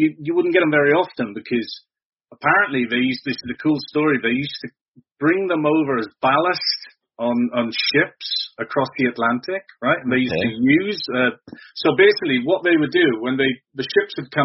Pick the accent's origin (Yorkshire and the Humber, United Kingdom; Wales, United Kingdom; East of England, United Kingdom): Wales, United Kingdom; South; moved away as an adult; also born or lived in Cardiff / Bristol; now in Portishead, United Kingdom; I was born in South Wales, which is only about an hour and a half from here. I was sort of raised in South Wales and then went to live in a place called Bristol, and I've been here about 25 years